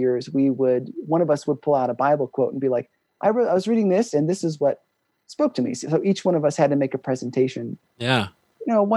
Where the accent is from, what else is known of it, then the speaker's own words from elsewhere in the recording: Ohio, United States; now in Wyoming, United States; I grew up in Ohio